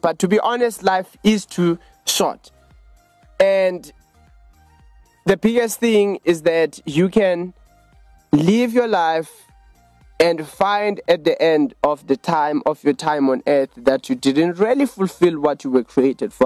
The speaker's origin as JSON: {"language": "English", "town": "Johannesburg", "region": "Gauteng", "country": "South Africa", "said": "We are from Johannesburg in South Africa."}